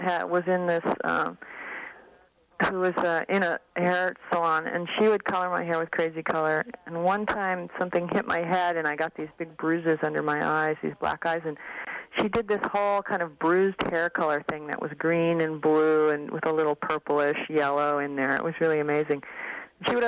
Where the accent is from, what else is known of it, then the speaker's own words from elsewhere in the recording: Seattle, Washington, United States; also born or lived in San Francisco; now in Oakland, United States; I grew up in Seattle